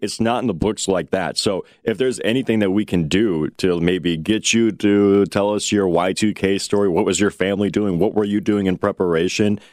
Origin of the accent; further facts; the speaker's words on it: United States; as an American